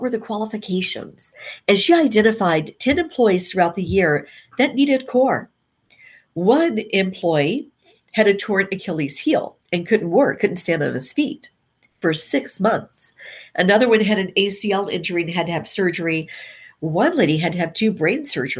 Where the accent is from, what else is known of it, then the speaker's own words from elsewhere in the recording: Nashville, Tennessee, United States; moved away; I came back to my hometown of Nashville